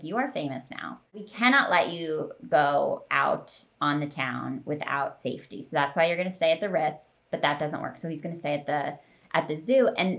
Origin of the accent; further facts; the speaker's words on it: Philadelphia suburbs, Pennsylvania, United States; I live in Philadelphia. And I grew up in the Philadelphia suburbs.